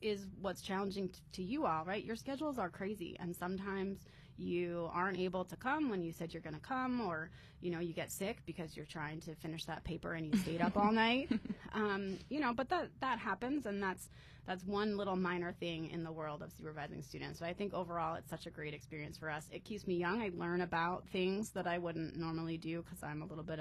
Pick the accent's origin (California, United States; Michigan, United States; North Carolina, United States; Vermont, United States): Vermont, United States; moved away as an adult; also born or lived in Harrisburg, Pennsylvania / Chicago, Illinois / Urbana-Champaign, Illinois; now in Ohio, United States; So I grew up in Vermont. So I lived there for most of my life.